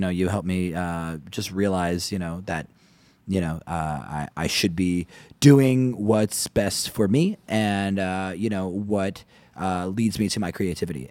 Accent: Maplewood, New Jersey, United States; I'm from, uh, Maplewood

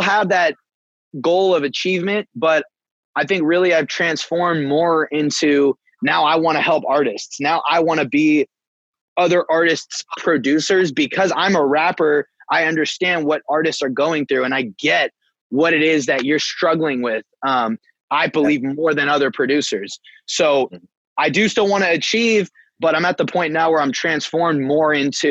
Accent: Bay Area, California, United States; From California, from the Bay Area

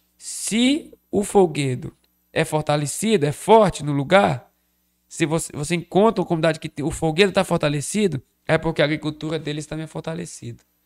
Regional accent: Crato, Ceará, Brazil; Eu nasci no Crato

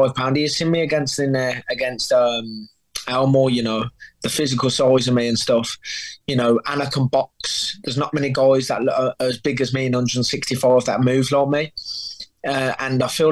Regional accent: England, United Kingdom; I come from England

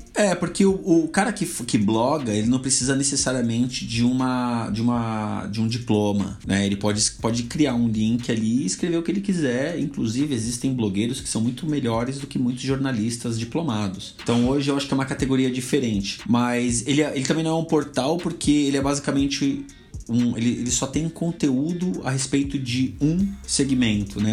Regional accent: São Paulo, Brazil; also born or lived in South Zone, São Paulo; minha quebrada é Zona Leste, assim como o Mussum. Eu acho que eu sou até um pouco mais fundão do que o Mussum, porque eu sou do, do Cangaíba

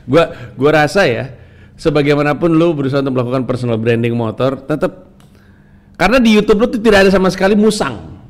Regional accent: Kediri, East Java, Indonesia; also born or lived in Jakarta; orang Cina enggak orang Cina orang Indonesia Kediri saya oh, orang Kediri loh

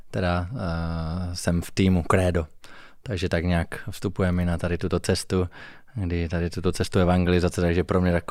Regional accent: Zlín Region, Czechia; Hm, já pocházím z Valašska, což je taková velmi tradiční oblast.

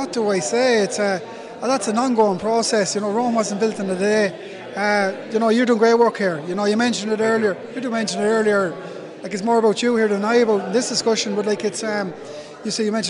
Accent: Ireland; we're Irish people

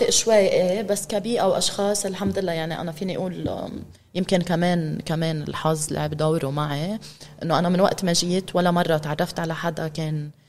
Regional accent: Beirut, Beirut Governorate, Lebanon; moved away as an adult; فبعد الانفجار بشي أسبوع أنا كنت طلعت من لبنان

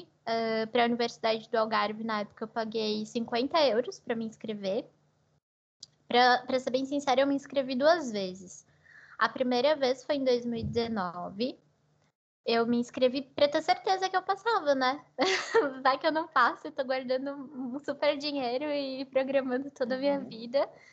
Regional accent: São José do Rio Preto, São Paulo, Brazil; moved away as an adult; also born or lived in Marília, Brazil; now in Portugal; eu nasci no interior de São Paulo, né, na cidade de Marília, mas eu cresci em São José do Rio Preto

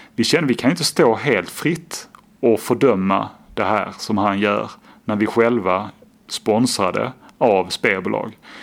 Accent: Skåne, Sweden; now in Gothenburg, Sweden; Jag är eh, från Skåne, bor då i Göteborg

